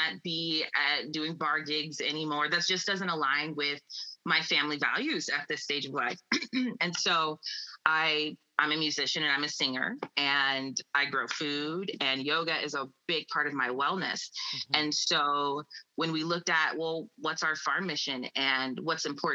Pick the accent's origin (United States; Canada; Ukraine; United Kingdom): United States; Iowa; moved away as an adult; now in California, United States; we grew up in Iowa in farming communities